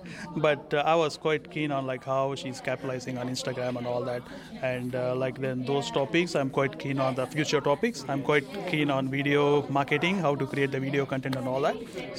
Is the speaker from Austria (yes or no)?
no; Nowra, New South Wales, Australia; I'm from Nowra. I'm a software engineer by profession.